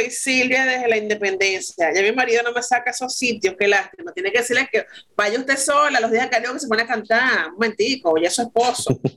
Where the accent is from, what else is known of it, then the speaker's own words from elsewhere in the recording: Venezuela; soy venezolana.